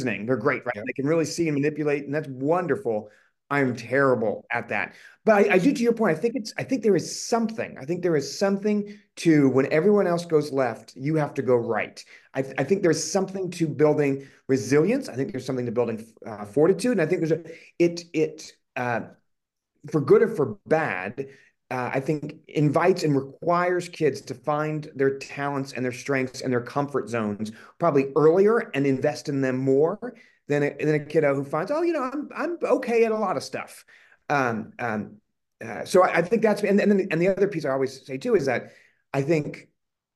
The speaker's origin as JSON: {"language": "English", "town": "Collierville", "region": "Tennessee", "country": "United States", "tie": "born or raised there", "also_born_or_lived": "Indiana", "moved": "as an adult", "lives_now": "Boston area, United States", "said": "I grew up outside of Memphis, Tennessee, in a kind of a small, at the time, really small suburb"}